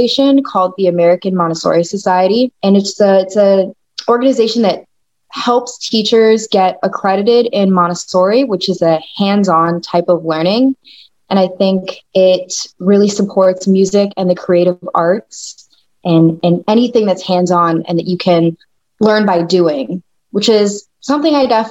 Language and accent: English; Bogotá, Colombia; I myself am Colombian. I was born in Bogota, Colombia.